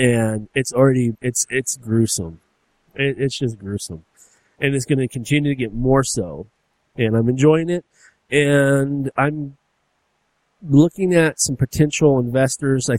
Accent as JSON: {"language": "English", "country": "United States", "said": "I'm American"}